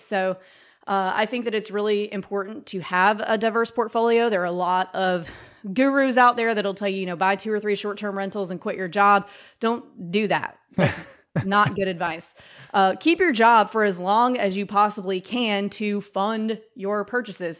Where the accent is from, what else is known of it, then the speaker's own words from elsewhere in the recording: Mississippi, United States; moved away as an adult; also born or lived in New York / Brooklyn / Tennessee; I'm from Mississippi.